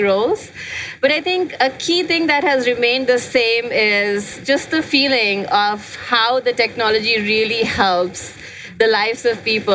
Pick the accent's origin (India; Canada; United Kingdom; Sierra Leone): India; moved away as an adult; now in United States; I grew up in India. I came to US like almost 20 years back.